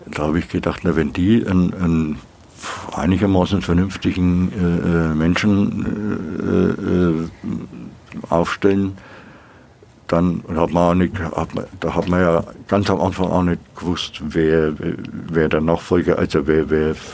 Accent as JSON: {"language": "German", "town": "Nuremberg", "region": "Bavaria", "country": "Germany", "said": "aber ich, ich sehe mich schon als Nürnberger."}